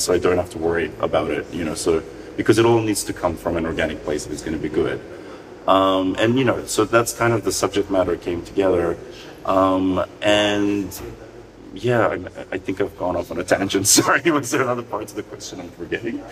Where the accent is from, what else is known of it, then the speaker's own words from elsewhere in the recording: North Macedonia; when I was growing up in Macedonia.